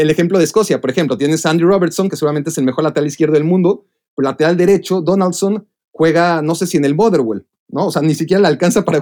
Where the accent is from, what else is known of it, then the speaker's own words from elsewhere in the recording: Mexico; uno como mexicano que la fortuna de, de eh, sobre todo un mexicano de, nuestra e, edad, ¿no? Porque a los mexicanos más grandes les tocaba sufrir para ir a un mundial.